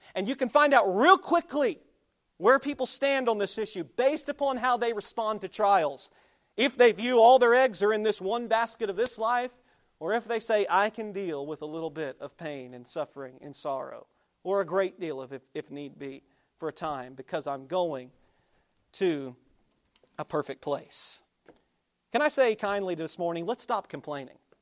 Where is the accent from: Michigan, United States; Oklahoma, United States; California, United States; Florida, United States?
Oklahoma, United States; moved away; I grew up in Oklahoma.